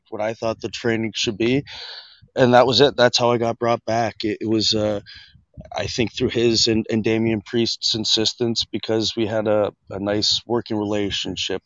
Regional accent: Washington, United States; when I was growing up in Washington State in the 90s

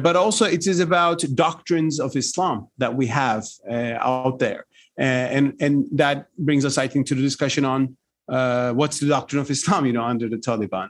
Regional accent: Turkey; Turkey, my home country

